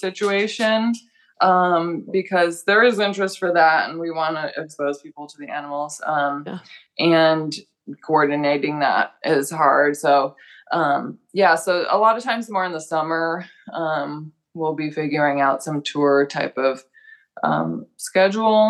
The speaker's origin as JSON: {"language": "English", "region": "Illinois", "country": "United States", "moved": "as an adult", "lives_now": "Oregon, United States", "said": "I'm from Illinois"}